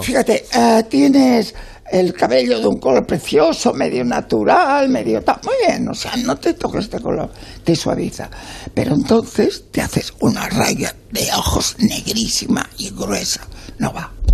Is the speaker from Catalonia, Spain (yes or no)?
yes; Catalonia, Spain; yo vengo y nací en la República Catalana, en el 36